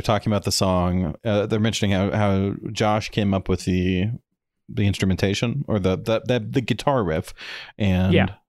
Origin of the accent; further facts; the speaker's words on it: Springfield, Missouri, United States; and I'm from Springfield.